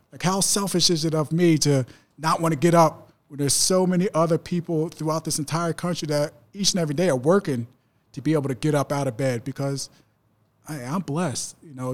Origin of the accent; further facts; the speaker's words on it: New Jersey, United States; I grew up in South Jersey